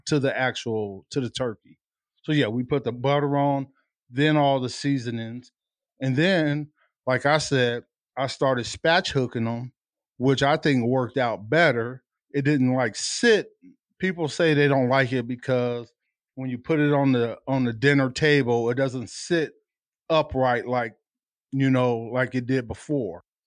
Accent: Tucson, Arizona, United States; I'm a native from Tucson

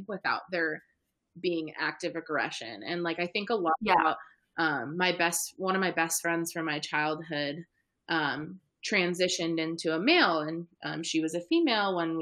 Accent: California, United States; also born or lived in Midwest; I was this California girl living in the Midwest

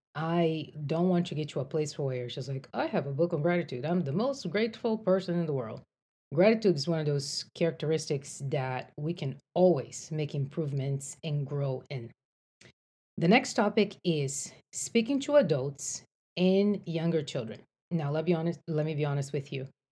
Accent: Brazil; moved away as an adult; now in United States; I grew up in Brazil. I came to the States to go to college

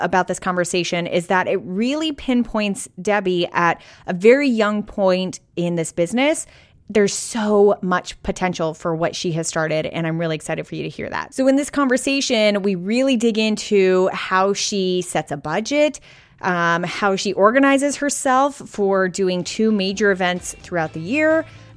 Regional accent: Arizona, United States; moved away; I grew up in Arizona in like the Southwest, so I'm like a desert baby who now lives like in the beaches

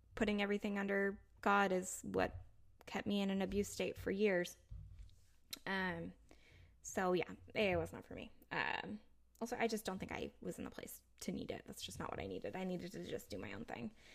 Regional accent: United States

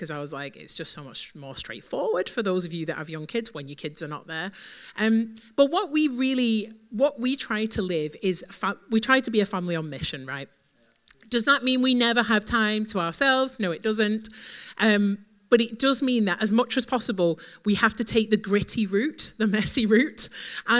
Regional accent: Wigan, North West England, United Kingdom; I'm from Wigan, so it's not far from here.

